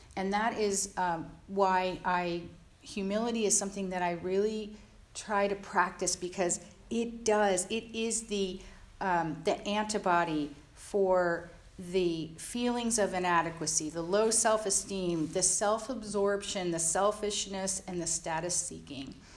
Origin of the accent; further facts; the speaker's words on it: Jersey Shore, New Jersey, United States; I grew up on the East Coast, uh, in the Jersey Shore